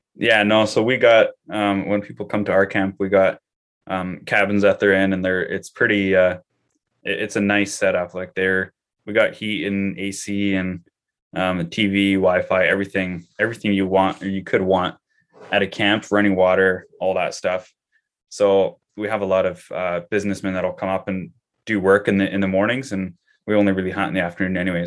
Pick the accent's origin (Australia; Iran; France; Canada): Canada; as just a Canadian citizen